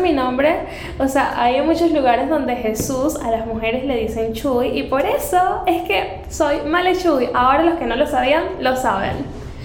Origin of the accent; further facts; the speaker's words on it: Caracas, Capital District, Venezuela; moved away as an adult; now in Panama; yo soy de Venezuela, yo nací en Caracas